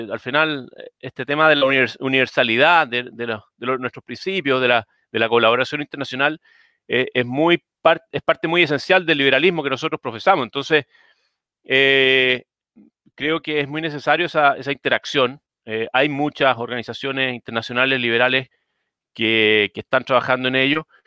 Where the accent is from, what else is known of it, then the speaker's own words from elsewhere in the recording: Chile; born there; Yo de partida no, nací en Chile, mis padres son inmigrantes, o sea, mi padre es inmigrante, todos mis abuelos son inmigrantes